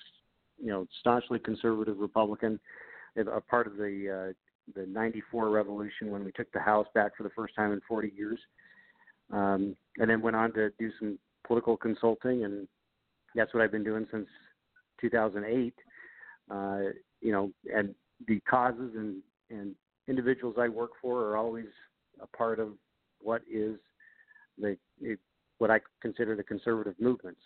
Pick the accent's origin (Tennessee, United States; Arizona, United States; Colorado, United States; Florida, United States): Arizona, United States; Show Low; I grew up in Shilo, Arizona